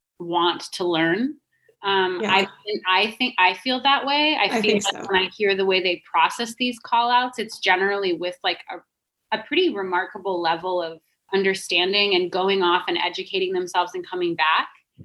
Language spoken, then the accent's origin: English; Albuquerque, New Mexico, United States; Yeah. That's my hometown murder.